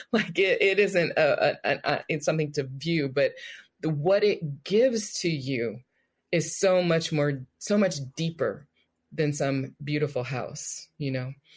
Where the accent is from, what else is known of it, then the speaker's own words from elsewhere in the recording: Richmond, California, United States; growing up in Richmond